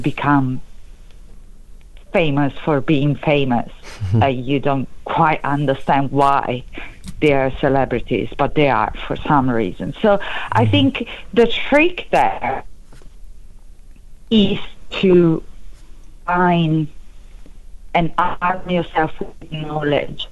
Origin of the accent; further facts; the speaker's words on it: Italy; accent: Italian; English is a second language; moved away; I think it's quite clear that I'm Italian, for example, as due to my accent. So I can use my Italian roots